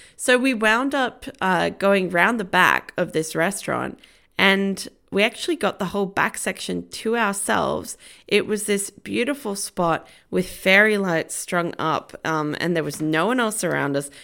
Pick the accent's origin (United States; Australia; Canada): Australia; I am Australian